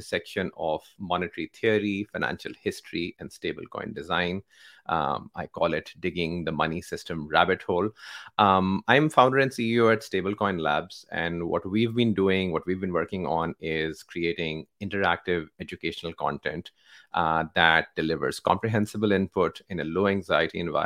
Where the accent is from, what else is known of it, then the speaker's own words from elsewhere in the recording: Pakistan; I come from Pakistan, where bulk of our economy is undocumented